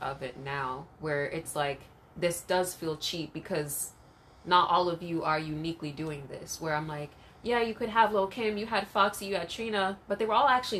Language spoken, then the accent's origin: English; Jamaica; And maybe remember we're Jamaican, so it's like the dance hall too.